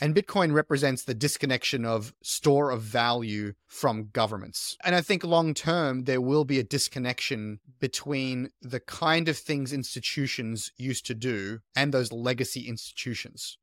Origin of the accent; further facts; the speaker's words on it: Australia; also born or lived in south of France; now in France; I was born in Australia. I was raised in Australia